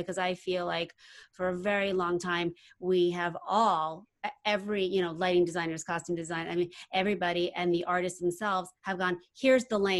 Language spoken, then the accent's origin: English; New York, United States; moved away as an adult; growing up in New York, I grew up, you know, in the 80s and early 90s